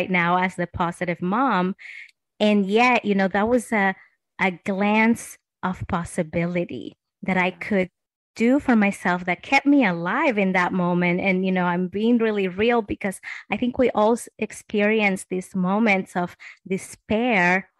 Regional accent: Dominican Republic; moved away; I'm originally from the Dominican Republic

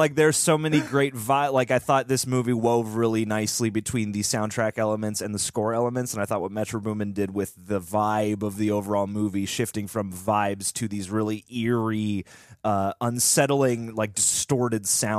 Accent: India; And a special mention to Spider-Man India as an Indian.

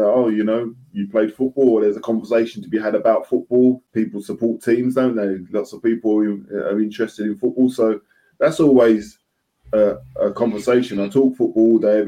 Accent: London, United Kingdom; moved away; also born or lived in Nottingham; I'm from the East End of London

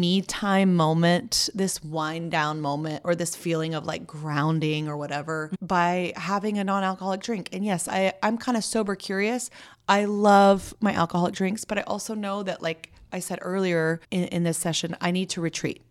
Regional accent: Santa Barbara, California, United States; I grew up mostly in Santa Barbara.

